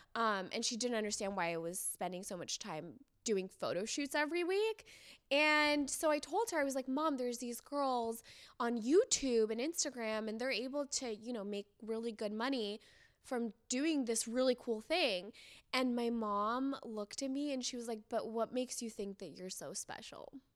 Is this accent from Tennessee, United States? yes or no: no; San Diego, California, United States; also born or lived in Iran; I grew up in San Diego